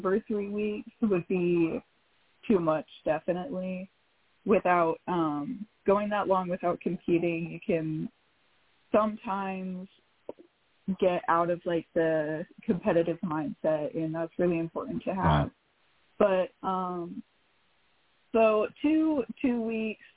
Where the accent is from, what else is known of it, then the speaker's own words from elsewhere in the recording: Kennewick, Washington, United States; I am from Kennewick, Washington